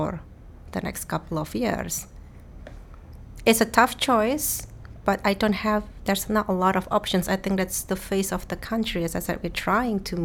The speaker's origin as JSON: {"language": "English", "country": "Indonesia", "tie": "born or raised there", "moved": "as an adult", "lives_now": "Netherlands", "said": "I was born and raised in Indonesia. I was Indonesian."}